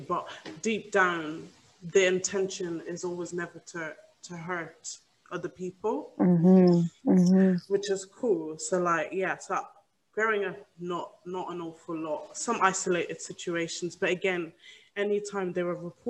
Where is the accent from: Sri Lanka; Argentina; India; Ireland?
Ireland; moved away as an adult; now in United Kingdom; growing up in Ireland